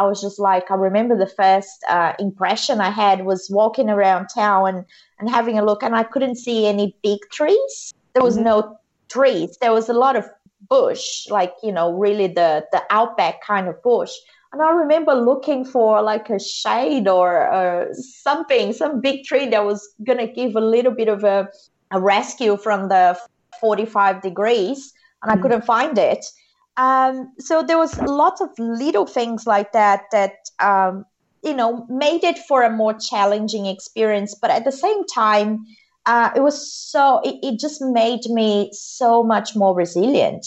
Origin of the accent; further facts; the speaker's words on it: Mato Grosso, Brazil; moved away as an adult; now in Adelaide, Australia; I currently live in Adelaide, but I'm from Brazil, from a state called Mato Grosso, which is in the middle of Brazil